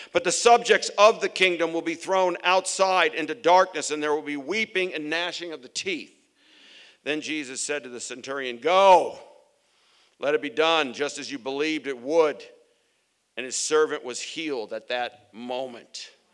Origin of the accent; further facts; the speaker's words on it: Phoenix, Arizona, United States; I'm from Arizona and mountains are all around me. I grew up in front of a mountain called Camelback Mountain